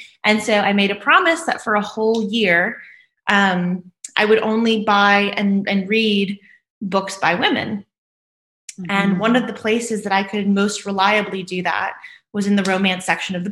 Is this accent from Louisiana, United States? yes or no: yes; New Orleans, Louisiana, United States; moved away; I'm from New Orleans, Louisiana originally, but I kind of travel a little bit all over the world now